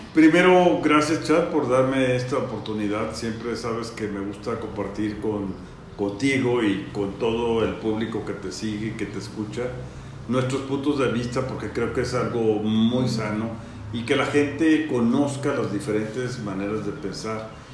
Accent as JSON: {"language": "Spanish", "town": "Morelia", "region": "Michoacán", "country": "Mexico", "tie": "born or raised there", "said": "nací aquí en Morelia, mi vida la he desarrollado tanto en la época de estudiante como profesionalmente en mi ciudad, en Morelia"}